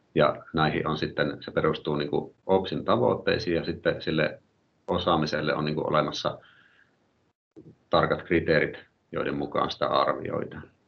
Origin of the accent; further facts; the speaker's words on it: Oulu, North Ostrobothnia, Finland; mä oon oululainen luokanopettaja